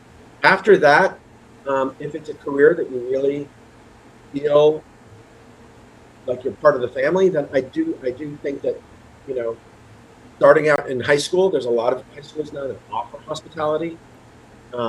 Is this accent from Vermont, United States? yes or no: yes; Vermont, United States; moved away as an adult; also born or lived in Baltimore; I moved permanently back to my home state of Vermont